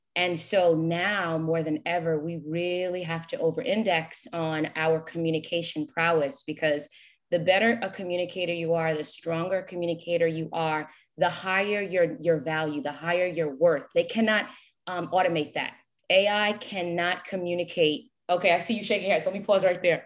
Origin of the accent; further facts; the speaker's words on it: New York, United States; moved away as an adult; also born or lived in Haiti (ancestry) / Greensboro, North Carolina; now in Florida, United States; I had to walk away from New York, my hometown